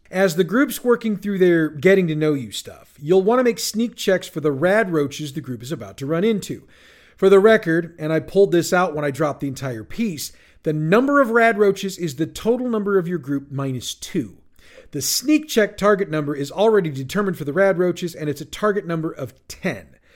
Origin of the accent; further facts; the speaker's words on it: St. Louis, Missouri, United States; my hometown of St. Louis, Missouri, USA